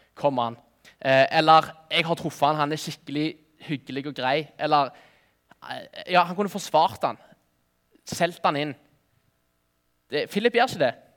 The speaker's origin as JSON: {"language": "Norwegian", "town": "Nærbø", "region": "Rogaland", "country": "Norway", "said": "Jeg er fra Nærbø"}